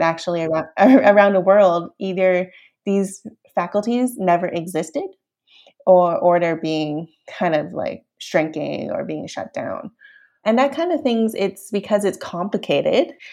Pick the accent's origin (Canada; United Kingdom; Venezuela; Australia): Canada; also born or lived in Hong Kong; raised in Canada